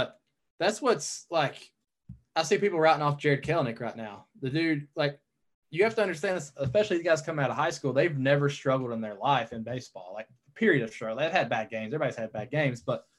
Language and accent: English; North Georgia, United States; also born or lived in Chattanooga, Tennessee; growing up in North Georgia